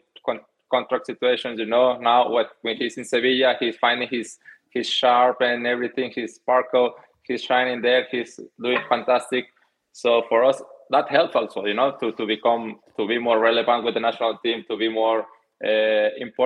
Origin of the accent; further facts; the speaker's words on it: Mexico; English is a second language; moved away as an adult; also born or lived in Netherlands; I moved from Mexico to Holland. I didn't understand any of English, any of Dutch, anything